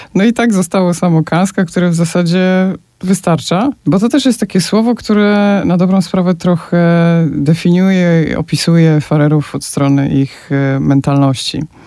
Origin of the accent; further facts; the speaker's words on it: Poland; now in Faroe Islands; jestem gdzieś tam z Polski, z dalekiego kraju